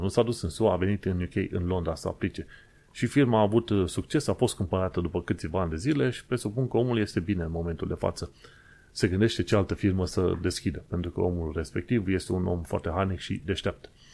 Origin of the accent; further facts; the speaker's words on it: Romania; now in London, United Kingdom; Ca imigranți, ca români imigranți într-o țară străină